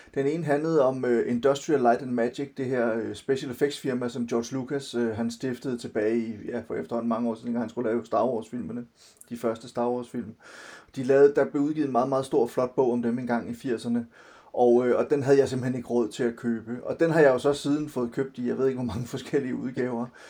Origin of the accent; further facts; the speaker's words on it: Silkeborg, Central Denmark Region, Denmark; moved away; also born or lived in Copenhagen; jeg er vokset op delvist i Silkeborg og, og delvist i, øh, i København